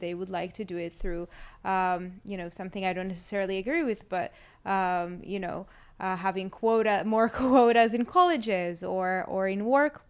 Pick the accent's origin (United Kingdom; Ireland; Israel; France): Israel; they heard I'm from Israel and they started hugging me and like, you're the daughter of God